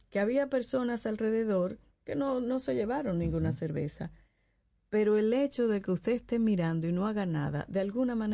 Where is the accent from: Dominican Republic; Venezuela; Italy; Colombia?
Dominican Republic